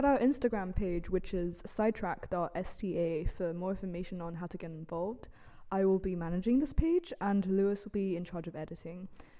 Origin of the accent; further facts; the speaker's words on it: Shanghai, China; I'm from Shanghai, China.